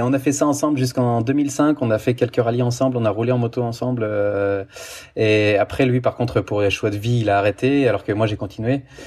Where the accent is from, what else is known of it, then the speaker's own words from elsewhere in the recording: France; moved away as an adult; also born or lived in Italy; now in Switzerland; je suis français, j'ai vécu 15 ans en Italie, maintenant je suis en Suisse